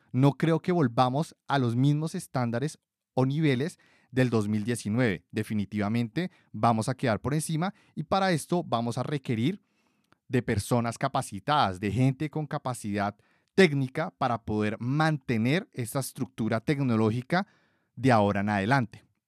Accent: Colombia; de Colombia, mi país de origen

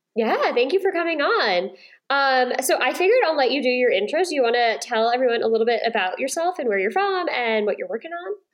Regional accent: New York, United States; moved away; I grew up in New York and lived in New York

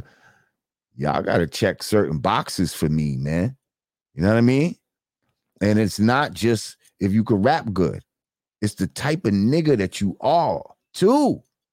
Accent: New Rochelle, New York, United States; my New Road family

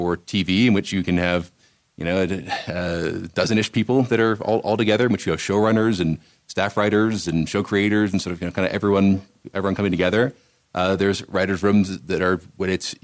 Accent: Washington, District of Columbia, United States; moved away as an adult; also born or lived in Rome, Italy / Hollywood; I grew up in Washington, D.C.

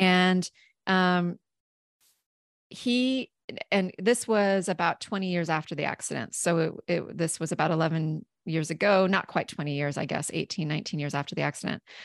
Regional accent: southeastern Washington State, United States; I grew up in southeastern Washington State

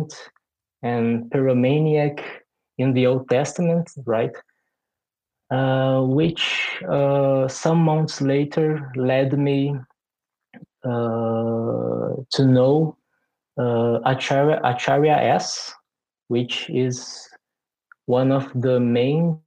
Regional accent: Brazil; also born or lived in Porto Alegre, Brazil; I am from Brazil. I live in Porto Alegre, which is the capital of Rio Grande do Sul, a state which is in the southernmost part of my country.

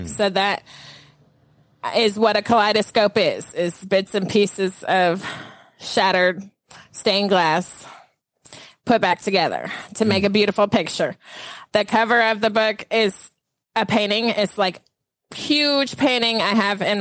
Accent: Franklin, Tennessee, United States; also born or lived in Flint, Michigan; Yes, I was born in Flint, Michigan. I moved to Franklin, Tennessee when I was 5. My dad worked for Saturn, so that's why we moved here. So I grew up in Franklin

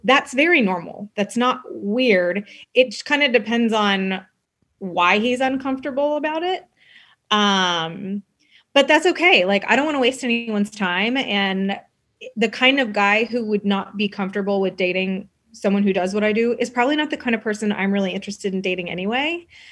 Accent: Texas, United States; I grew up in Texas, I grew up in the South

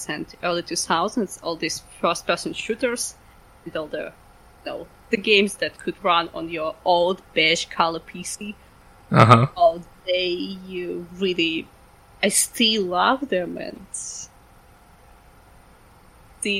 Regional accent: Ukraine; I'm from Ukraine

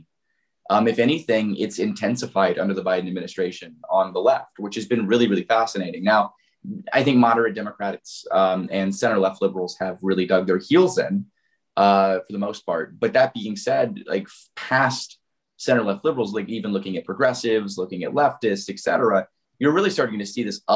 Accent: Indiana, United States; my home state of Indiana

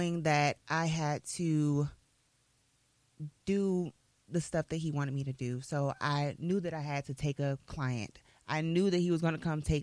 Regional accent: Albany, Georgia, United States; moved away as an adult; also born or lived in Atlanta, Georgia; I'm a small town girl. So I'm from Albany, Georgia

